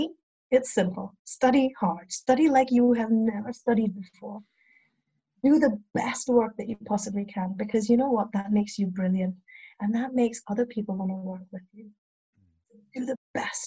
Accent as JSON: {"language": "English", "area": "Cheshire", "region": "North West England", "country": "United Kingdom", "tie": "born or raised there", "moved": "yes", "lives_now": "Brighton, United Kingdom", "said": "I grew up in Cheshire"}